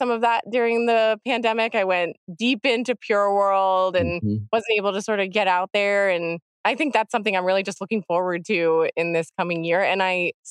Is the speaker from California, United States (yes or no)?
no; Pennsylvania, United States; I'm from Pennsylvania